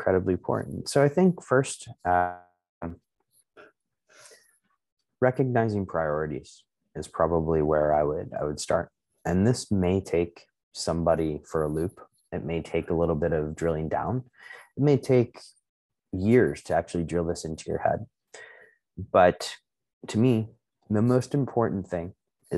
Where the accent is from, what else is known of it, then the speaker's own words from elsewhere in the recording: Chicago, Illinois, United States; I was born in Chicago, but like my ancestral heritage is a amalgamation of Eastern European